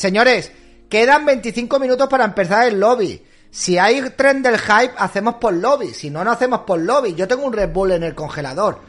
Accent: Málaga, Andalusia, Spain; Yo no soy catalán, yo soy andaluz, soy malagueño, soy boquerón.

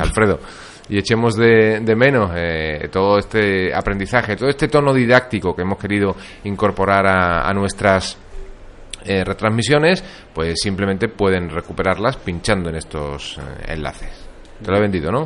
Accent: Andalusia, Spain

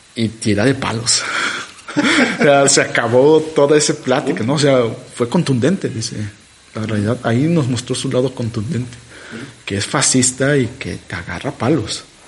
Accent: Mexico; yo que soy mexicano, ¿no? ¿Por qué nací en México

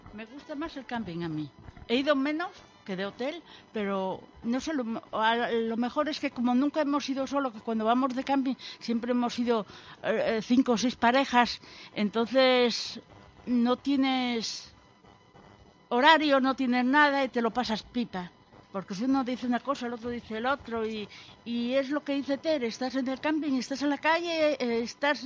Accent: Santillana del Mar, Cantabria, Spain; moved away as an adult; now in Gijón, Spain; soy de Santillana del Mar

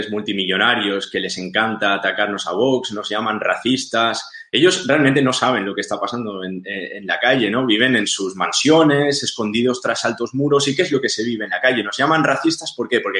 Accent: Catalonia, Spain; un 50% de las ocupaciones que se dan en toda España suceden en Cataluña. Somos la comunidad más afectada eh, por la ocupación.

